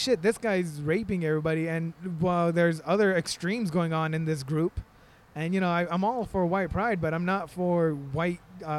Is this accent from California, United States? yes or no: yes; El Monte, California, United States; I grew up in El Monte, California.